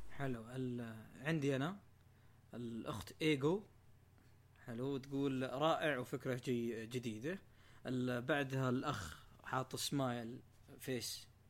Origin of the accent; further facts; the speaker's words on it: near Abha, Asir, Saudi Arabia; بتكلم من منطقتي نفسها لو جاء في الجنوب